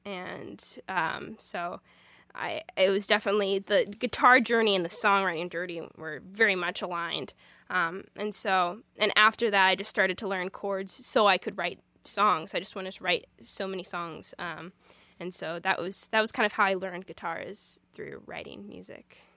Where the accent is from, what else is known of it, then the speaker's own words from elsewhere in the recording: Illinois, United States; also born or lived in Springfield, Missouri; I've gro-, grown up in Illinois, so I, sin, I've been here since I was two, so, um, Illinois is my home state